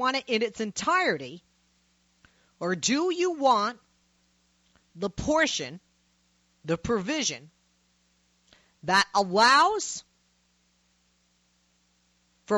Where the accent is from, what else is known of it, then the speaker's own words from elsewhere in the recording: Massachusetts, United States; my home state of Mass